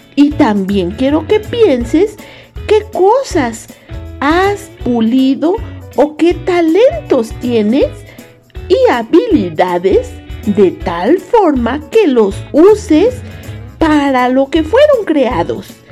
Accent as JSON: {"language": "Spanish", "country": "Mexico", "also_born_or_lived": "Costa Rica"}